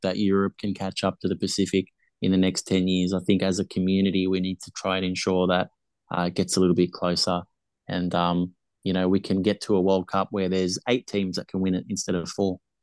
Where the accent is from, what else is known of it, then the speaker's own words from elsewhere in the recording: Australia; I was born in Australia.